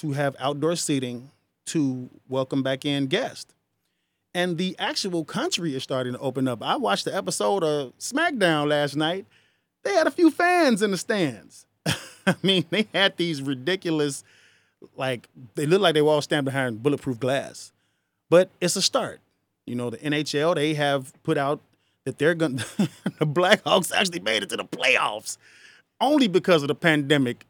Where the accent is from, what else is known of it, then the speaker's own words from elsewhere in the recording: United States; I'm not from Africa. My ancestors are, but I was born here